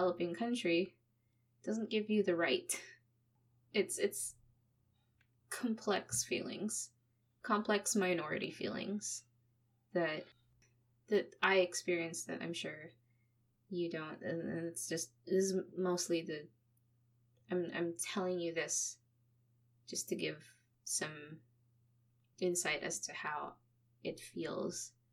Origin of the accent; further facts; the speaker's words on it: Philippines; now in Canada; I'm Canadian, but I grew up in the Philippines